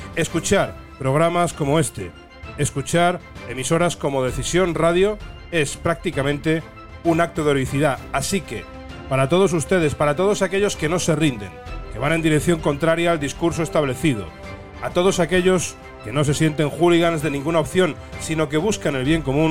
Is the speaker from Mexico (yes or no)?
no; Ferrol, Galicia, Spain; yo soy oriundo de El Ferrol